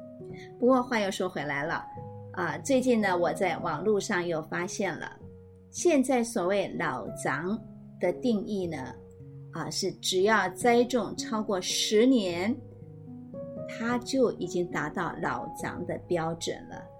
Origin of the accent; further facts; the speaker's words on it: Madou, Tainan, Taiwan; moved away; 对于从小在麻豆乡下文旦园里头长大的我来说，